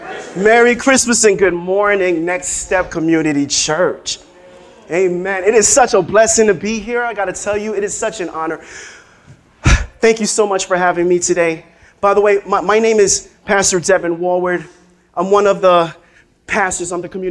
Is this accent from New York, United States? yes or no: yes; New York City, New York, United States; I'm from here in Brooklyn. Yo, I grew up right out here.